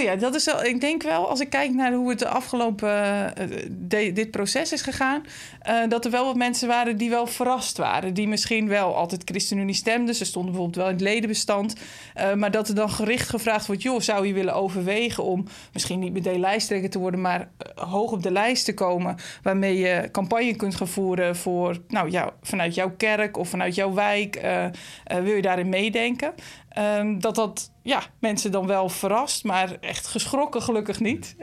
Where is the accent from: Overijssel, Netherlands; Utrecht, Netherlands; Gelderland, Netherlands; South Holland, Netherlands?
Utrecht, Netherlands; De Ronde Venen; moved away as an adult; now in Utrecht, Netherlands; in de gemeente waar ik ben opgegroeid, rond de Venen